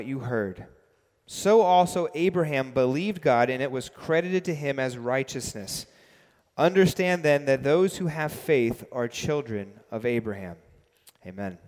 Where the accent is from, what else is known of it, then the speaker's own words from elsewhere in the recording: New York City, New York, United States; also born or lived in London; I grew up biking in New York City